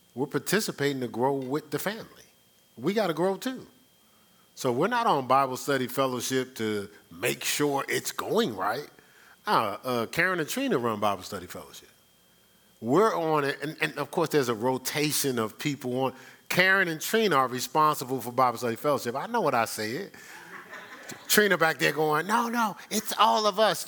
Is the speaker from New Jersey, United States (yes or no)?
yes; Newark, New Jersey, United States; I'm from Newark